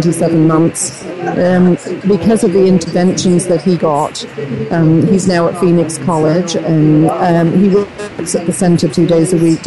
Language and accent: English; United Kingdom; moved away; I'm originally from Great Britain.